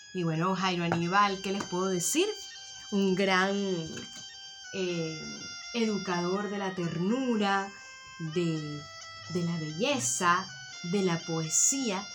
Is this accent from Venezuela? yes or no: yes; Venezuela; now in Tenerife, Spain; los venezolanos realmente en este momento preciso estamos añorando volver a pegar ese grito de libertad, especialmente los que estamos en, en la amplia diáspora